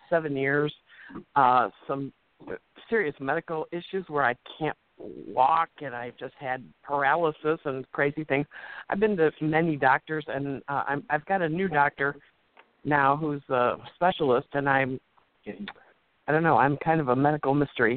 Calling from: Chicago, Illinois, United States; I'm calling from Chicago.

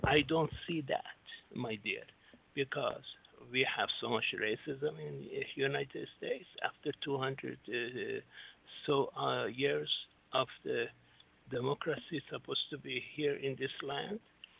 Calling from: Singapore; I'm Singapore right now, yes.

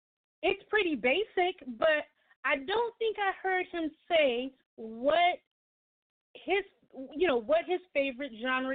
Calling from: San Antonio, Texas, United States; I'm calling from San Antonio, Texas.

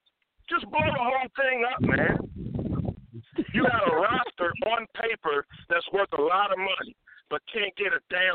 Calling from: Cleveland, Ohio, United States; I'm calling from Cleveland, Ohio

